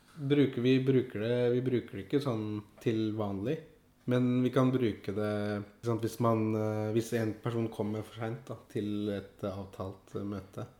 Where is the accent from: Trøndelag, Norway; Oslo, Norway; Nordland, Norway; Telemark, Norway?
Oslo, Norway; jeg, er jo født og oppvokst i Oslo. Ja. På Furuset i Groruddalen